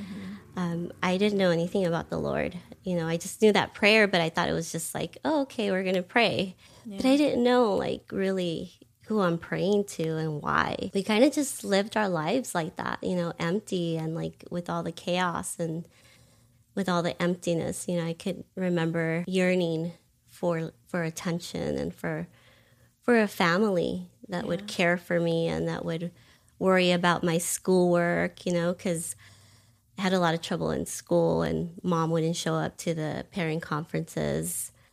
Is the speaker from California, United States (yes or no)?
yes; California, United States; I grew up in California, primarily in Los Angeles County.